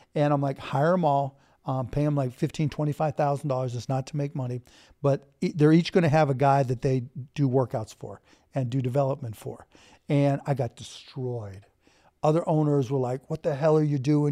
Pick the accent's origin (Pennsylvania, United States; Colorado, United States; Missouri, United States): Pennsylvania, United States; Pittsburgh; moved away as an adult; also born or lived in Bloomington, Indiana; now in Dallas, United States; I grew up in Pittsburgh and Bloomington